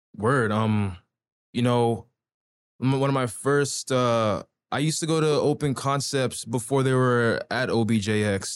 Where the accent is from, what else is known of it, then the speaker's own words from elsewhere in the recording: Toronto, Ontario, Canada; also born or lived in Pickering, Ontario / Durham Region; now in Ajax, Canada; when I was in Scarborough, I was, like, what, like, Midland and Finch, so damn near on the Markham ends